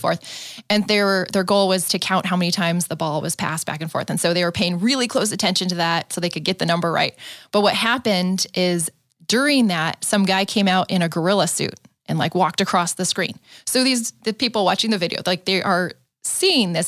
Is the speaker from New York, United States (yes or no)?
no; San Diego, California, United States; I grew up in San Diego.